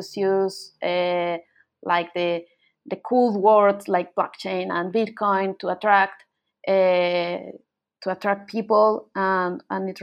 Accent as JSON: {"language": "English", "country": "Colombia", "moved": "as an adult", "lives_now": "Buenos Aires, Argentina", "said": "I'm from Colombia, but I moved to Argentina in Buenos Aires like about 10 years ago."}